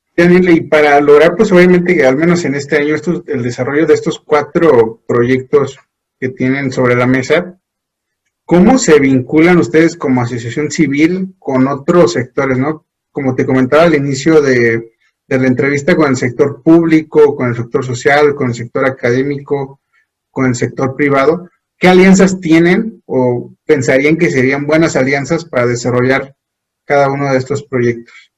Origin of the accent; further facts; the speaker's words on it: Guanajuato, Mexico; nosotros que somos de Guanajuato